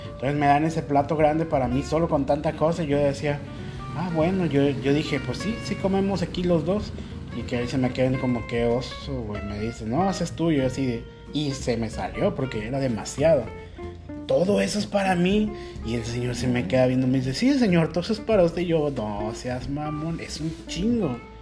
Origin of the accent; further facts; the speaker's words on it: Guadalajara, Jalisco, Mexico; moved away as an adult; now in Huaquillas, Ecuador; Yo, de Guadalajara